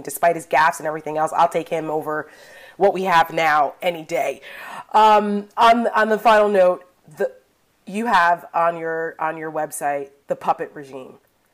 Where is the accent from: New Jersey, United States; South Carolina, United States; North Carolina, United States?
New Jersey, United States; I'm from Jersey and I'm a Yankees fan